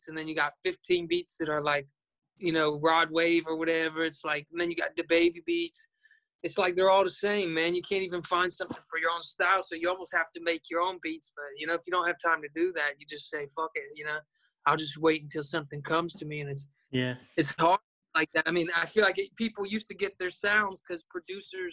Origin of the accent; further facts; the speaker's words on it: Florida, United States; I'm from Florida